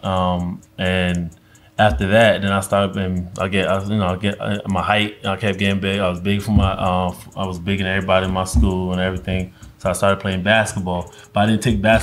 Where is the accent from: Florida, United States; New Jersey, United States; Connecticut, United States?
New Jersey, United States; Newark; English is a second language; also born or lived in Guinea; growing up in Newark, New Jersey